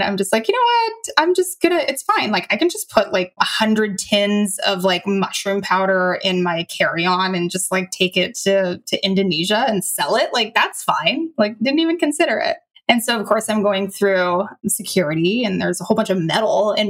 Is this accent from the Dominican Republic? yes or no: no; Canada; moved away as an adult; also born or lived in Malaysia; I'm from Canada